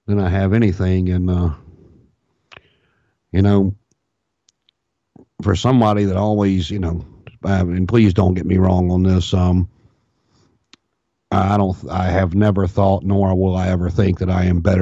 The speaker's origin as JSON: {"language": "English", "town": "Martinsville", "region": "Virginia", "country": "United States", "tie": "born or raised there", "lives_now": "Richmond, United States", "said": "I was born and raised in Martinsville, Virginia, and moved to Richmond."}